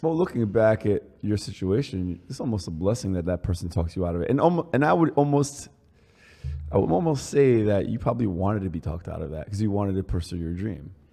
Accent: New Jersey, United States; also born or lived in Paris, France / Manhattan, New York; me and Chris grew up a few blocks away, well, like 20 blocks away from here

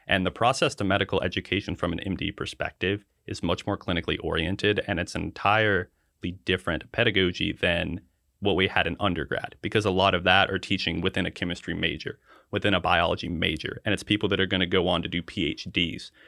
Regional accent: Hickory, North Carolina, United States; I was born and raised in Hickory, North Carolina, which is kind of right at the halfway point between Charlotte and Asheville.

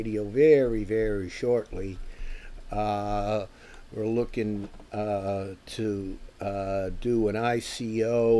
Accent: United States; this American

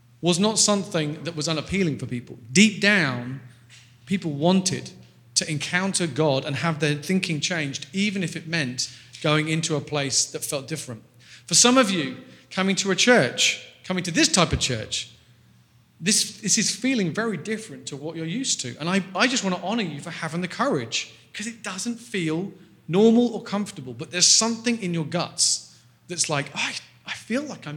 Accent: England, United Kingdom; I'm from England. We're quite a straight bunch

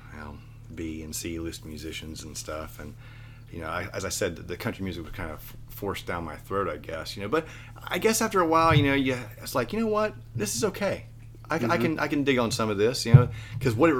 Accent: West Virginia, United States; moved away; I'm from a hillbilly area. I'm from West Virginia originally, so that, you know, but I love my roots

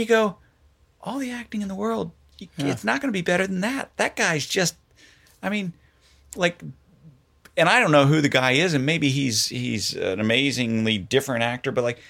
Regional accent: Florida, United States; moved away; I grew up in Florida.

